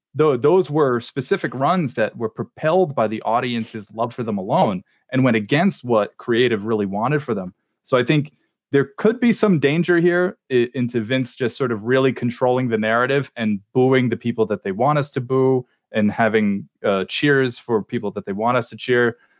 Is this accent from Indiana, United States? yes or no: no; Long Island, New York, United States; Just sully my hometown.